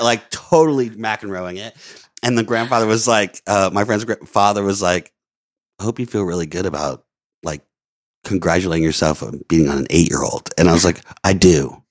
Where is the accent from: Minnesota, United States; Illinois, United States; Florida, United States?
Florida, United States; Orlando; moved away; also born or lived in Louisiana; I grew up in Florida and Louisiana